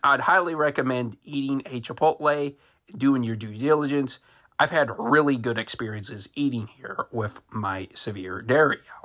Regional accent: Marysville, Ohio, United States; Marysville, Ohio, my hometown

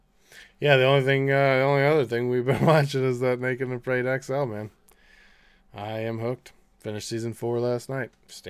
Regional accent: Streetsboro, Ohio, United States; I'm from Streetsboro.

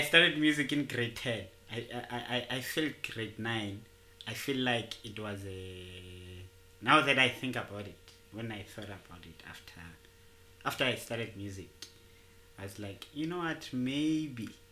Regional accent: Tembisa, Gauteng, South Africa; I'm a trombone player from Tembisa. I, I was born and bred in Tembisa.

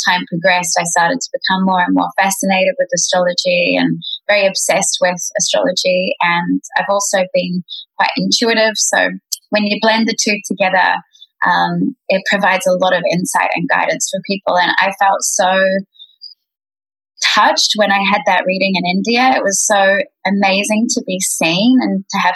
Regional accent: Queenstown, Otago, New Zealand; now in Bali, Indonesia; I was born in New Zealand in a place called Queenstown

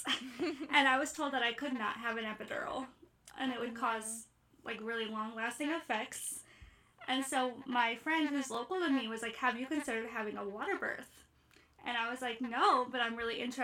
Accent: Ohio, United States; I'm from Ohio in the States.

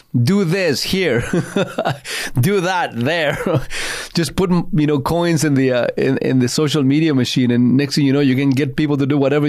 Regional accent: Chile; now in Canada; I grew up in Chile in the 70s and in most of the 80s

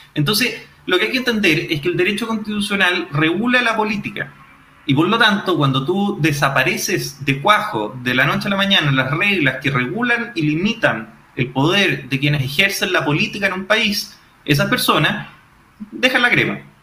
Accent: Chile

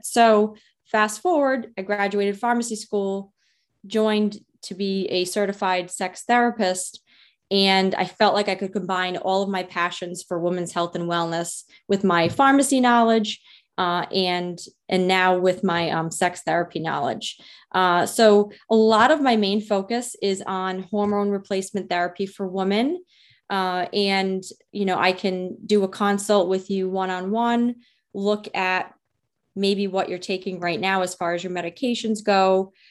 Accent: Rhode Island, United States; accent: Rhode Island; moved away as an adult; also born or lived in West Palm Beach, Florida; now in Juno Beach, United States; I am a pharmacist from Rhode Island originally, hence my amazing Rhode Island accent

